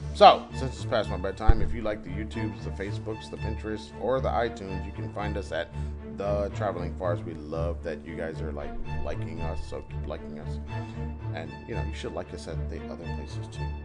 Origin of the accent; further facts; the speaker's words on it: Wilmington, Delaware, United States; I was growing up in Wilmington, Delaware